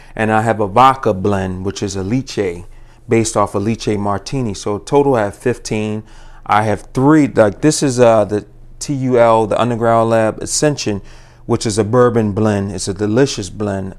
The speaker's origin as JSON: {"language": "English", "town": "Baltimore", "region": "Maryland", "country": "United States", "tie": "born or raised there", "also_born_or_lived": "Virginia", "said": "born and raised in Baltimore, uh, lived in Virginia, went to Virginia State"}